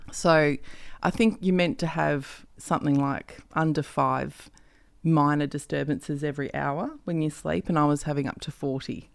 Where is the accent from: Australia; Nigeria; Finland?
Australia; Perth, Western Australia; moved away; I'm actually from Perth